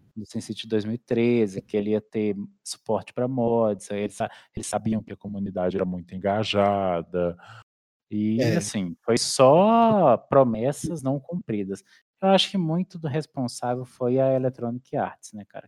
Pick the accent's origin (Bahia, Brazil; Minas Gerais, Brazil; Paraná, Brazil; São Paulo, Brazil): Minas Gerais, Brazil; also born or lived in Belo Horizonte; eu sou mineiro, né? Uai, no interior Uai. de Minas. eu nasci em Belo Horizonte